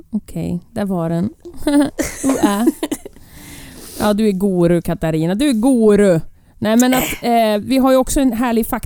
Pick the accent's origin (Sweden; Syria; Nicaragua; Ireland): Ireland; Jag är uppvuxen på Irland.